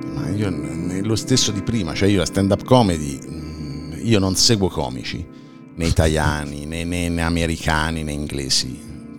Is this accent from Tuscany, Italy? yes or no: yes; Civitella in Val di Chiana, Tuscany, Italy; io vivo in campagna, in una frazione di neanche 2000 abitanti del eh, comune di Civitella Val di Chiana